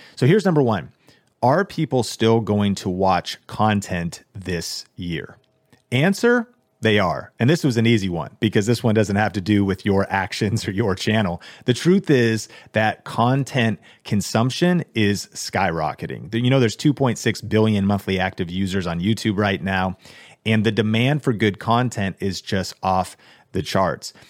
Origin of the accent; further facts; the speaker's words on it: Seattle, Washington, United States; I grew up in Seattle